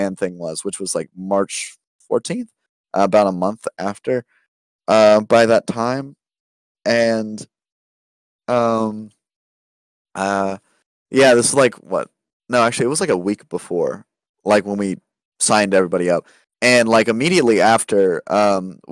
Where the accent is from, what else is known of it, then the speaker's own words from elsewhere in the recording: United States; growing up in America